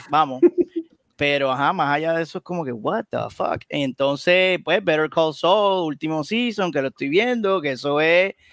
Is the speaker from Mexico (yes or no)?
no; Aguadilla, Puerto Rico; yo también soy de Aguadilla.